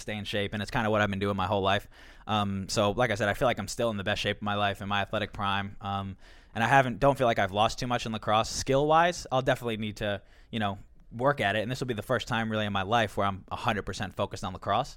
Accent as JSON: {"language": "English", "area": "Long Island", "region": "New York", "country": "United States", "tie": "born or raised there", "said": "growing up on Long Island"}